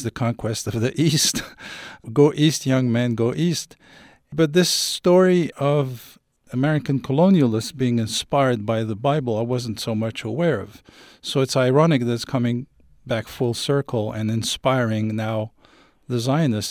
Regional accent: Paris, Île-de-France, France; also born or lived in Algeria; I was born in Paris from Algerian parents who escaped the colonial war and came here at age 20

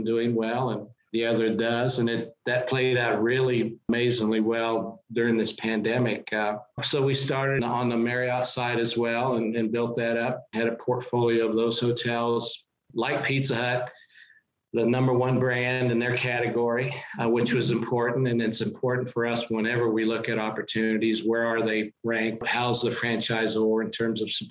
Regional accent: Wichita, Kansas, United States; It was an opportunity to work close to my hometown with a Fortune

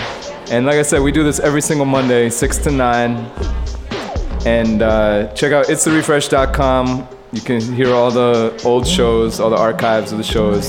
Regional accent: New York City, New York, United States; I'm from Brooklyn, so I'm a New Yorker

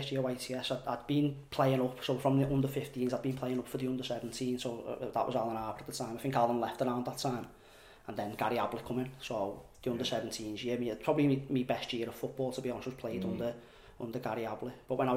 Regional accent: Halewood, North West England, United Kingdom; I'm from Halewood

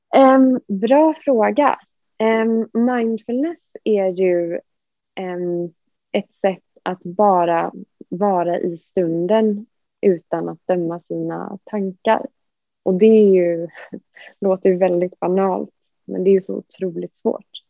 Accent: Gothenburg, Västra Götaland, Sweden; moved away as an adult; now in Stockholm, Sweden; jag är från Göteborg

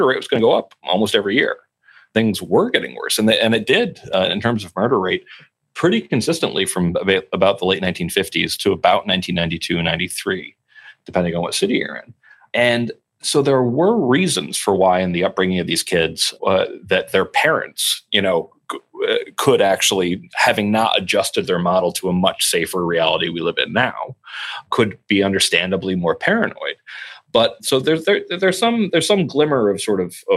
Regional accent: near Newtown, Connecticut, United States; I grew up in near Newtown, Connecticut

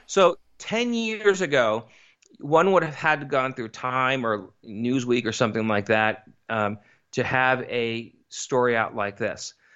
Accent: East Coast, United States; I grew up in the East Coast

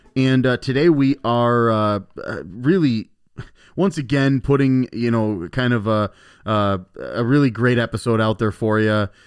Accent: Elkhorn, Wisconsin, United States; also born or lived in Milwaukee; I'm from Elkhorn.

